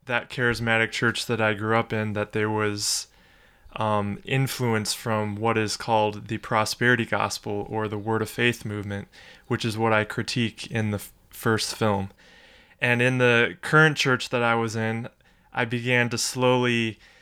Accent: Cleveland, Ohio, United States; I was born and raised in Cleveland, Ohio

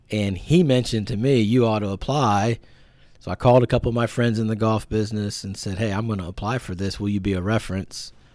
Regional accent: Point Pleasant, West Virginia, United States; I grew up in a small town in, uh, West Virginia called Point Pleasant

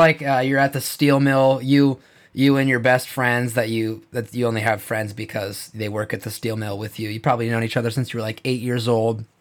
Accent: Big Timber, Montana, United States; I'm from Big Timber, Montana, Crazy Mountains

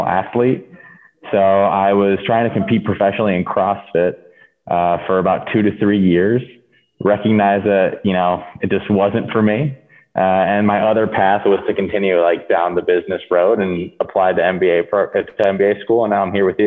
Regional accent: San Juan, Puerto Rico; moved away as an adult; also born or lived in Midwest / Chicago; I am calling from my hometown of San Juan, Puerto Rico. I was born and raised there, and I left for the first time when I was 18

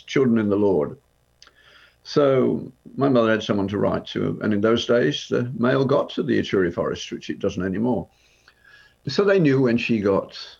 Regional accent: Birmingham, West Midlands, United Kingdom; the street where I grew up in Birmingham

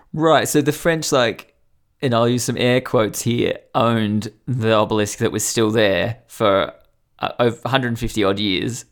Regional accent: Newcastle, New South Wales, Australia; my hometown of Newcastle, New South Wales, has a enormous obelisk right near where I went to school

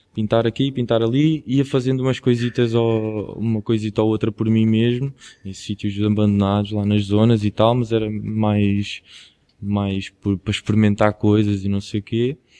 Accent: Quinta do Anjo, Setúbal, Portugal; eu sou de Quinta do Anjo, que é perto de Palmela, perto de Setúbal

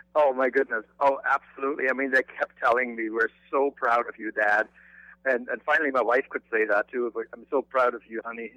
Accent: Germany; moved away; I grew up in Germany

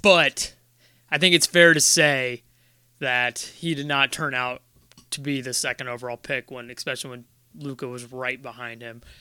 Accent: Ohio, United States; we're from Ohio

